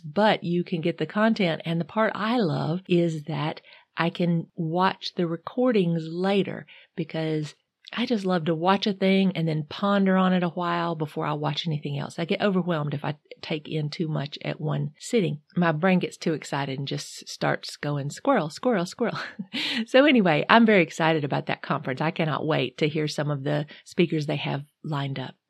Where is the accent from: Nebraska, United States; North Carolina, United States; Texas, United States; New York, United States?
North Carolina, United States; I'm from North Carolina, not Michigan